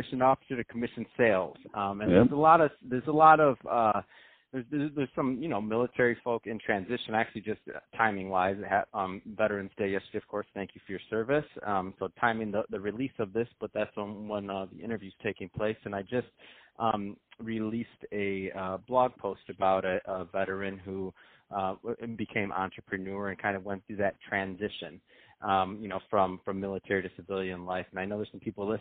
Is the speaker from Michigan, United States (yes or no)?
yes; Michigan, United States; now in Santa Monica, United States; I'm from Michigan